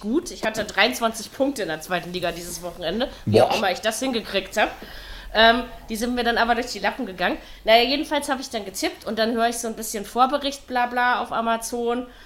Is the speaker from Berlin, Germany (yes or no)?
yes; Berlin, Germany; ich als Berliner